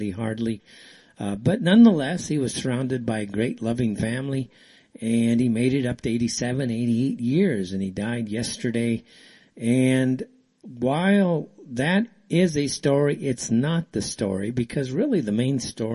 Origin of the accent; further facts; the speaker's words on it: United States; now in Saudi Arabia; I'm from the States